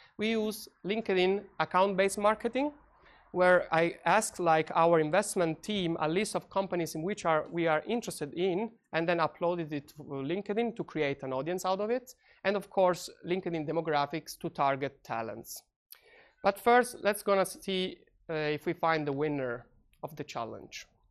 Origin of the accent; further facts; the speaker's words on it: Italy; moved away; I come from Italy